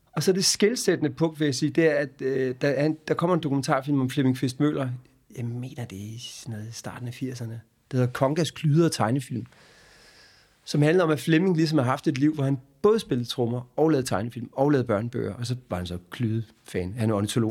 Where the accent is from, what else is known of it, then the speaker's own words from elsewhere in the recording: Hårby, Southern Denmark, Denmark; Jeg er født i Hårby, på Vestfyn, øh, ned på Assens sygehus, øh, og så opvokset i byen Hårby